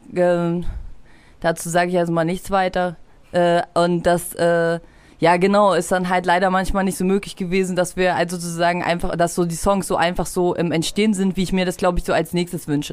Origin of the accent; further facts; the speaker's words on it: Halle, Saxony-Anhalt, Germany; moved away as an adult; also born or lived in Leipzig; wo ich zum ersten Mal aus Halle, wo ich geboren bin und herkomme, hergezogen bin nach Leipzig